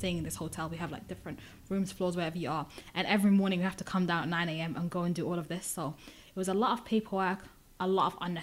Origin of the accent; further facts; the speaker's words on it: United Kingdom; I'm Somali, but I'm British.